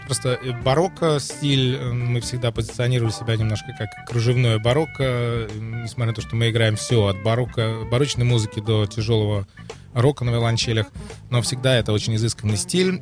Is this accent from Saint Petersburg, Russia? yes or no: yes; Saint Petersburg, Russia; now in Germany; я из Петербурга